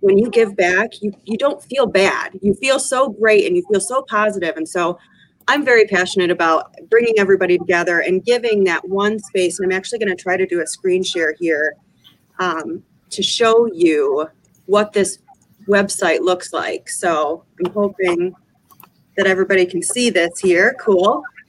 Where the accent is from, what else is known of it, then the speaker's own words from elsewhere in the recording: Owosso, Michigan, United States; also born or lived in Palm Beach, Florida; I grew up in Owosso